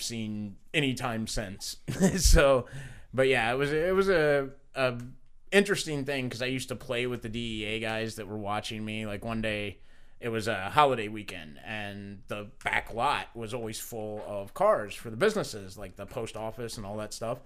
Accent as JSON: {"language": "English", "town": "Evansville", "region": "Indiana", "country": "United States", "tie": "born or raised there", "said": "I grew up in Evansville. I know every back way, every, you know, side street, every little hidey hole"}